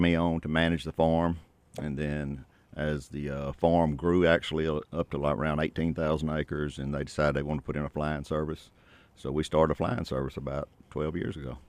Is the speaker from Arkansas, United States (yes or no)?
yes; Southeast Arkansas, United States; I grew up in Southeast Arkansas as a, uh, my dad was a farmer and, uh, been, been around Southeast Arkansas my whole life and grew up on a farm